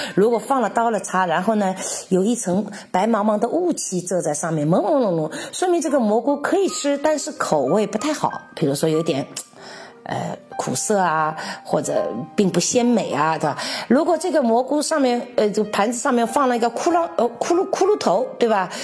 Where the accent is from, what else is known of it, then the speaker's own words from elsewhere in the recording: China; now in Czech Republic; 所以说我们中国人就是离不开热水